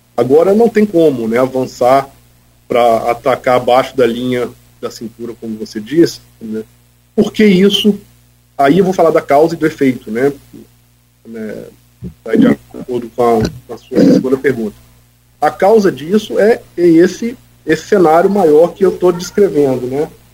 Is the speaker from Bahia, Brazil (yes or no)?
no; Campos dos Goytacazes, Rio de Janeiro, Brazil; eu como um bom campista, né, cresci na minha cidade, conheço bem o nosso povo